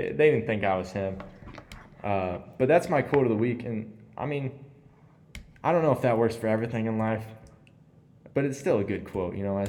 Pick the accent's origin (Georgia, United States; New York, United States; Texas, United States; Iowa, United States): Iowa, United States; moved away; I took a bus ride back from Bednarf, Iowa, my hometown